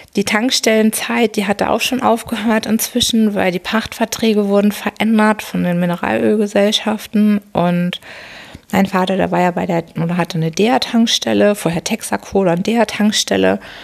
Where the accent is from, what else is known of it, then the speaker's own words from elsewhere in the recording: Hamburg, Germany; Geboren natürlich in Hamburg bin ich am 25. Dezember 1978. Ein Winterkind, ein Weihnachtskind und bin daher Steinbock und bin groß geworden in Harburg